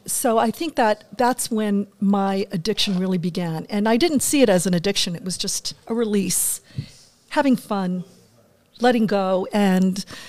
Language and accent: English; Germany; moved away; also born or lived in Washington, D.C.; Well, I grew up in Germany. My father was in the military. My mother was German, so I had, you know, this bicultural, bilingual upbringing.